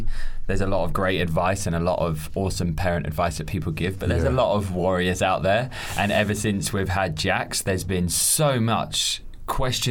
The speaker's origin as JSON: {"language": "English", "area": "Norfolk", "region": "East of England", "country": "United Kingdom", "said": "we are Norfolk boys. Norfolk."}